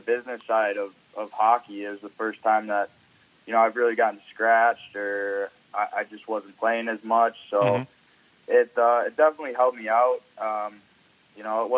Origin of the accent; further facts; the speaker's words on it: Niagara Falls, New York, United States; I grew up in Niagara